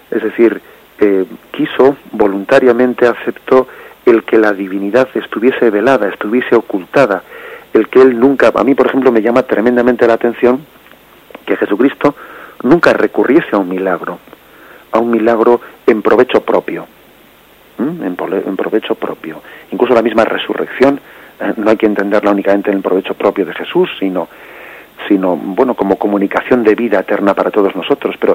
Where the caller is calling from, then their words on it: Madrid, Community of Madrid, Spain; de Madrid.